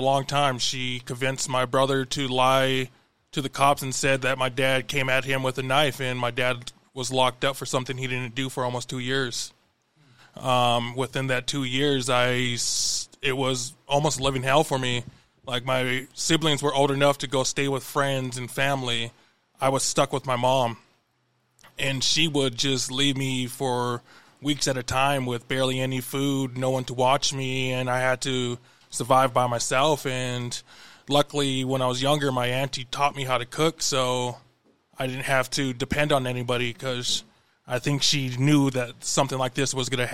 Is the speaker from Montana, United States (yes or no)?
yes; Billings, Montana, United States; also born or lived in Crow Agency, Montana / Pryor, Montana; when I was about 5, my parents moved me to Bellings, and I spent most of my life here